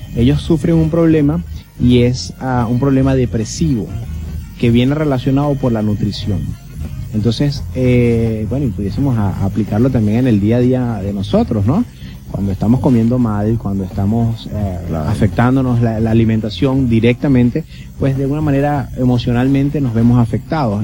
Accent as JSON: {"language": "Spanish", "country": "Venezuela", "tie": "born or raised there", "also_born_or_lived": "Barquisimeto, Lara, Venezuela", "moved": "as an adult", "lives_now": "Curaçao", "said": "nacido en Venezuela y estudiado en Venezuela. Es decir, soy venezolano"}